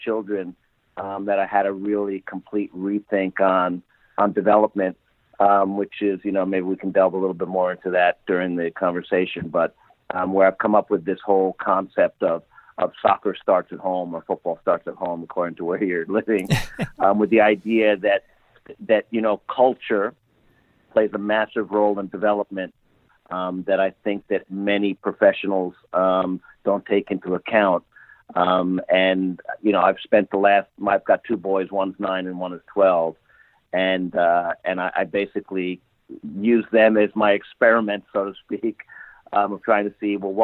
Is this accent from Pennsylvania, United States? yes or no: no; upstate New York, United States; moved away as an adult; also born or lived in Bronx, New York City / Florida / Japan; lived most of my life upstate New York